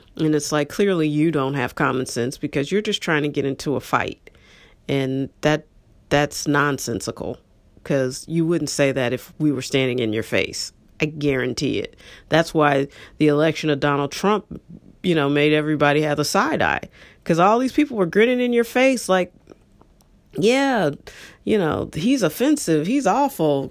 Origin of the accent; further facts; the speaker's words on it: St. Louis, Missouri, United States; I was born and raised here, like everybody else.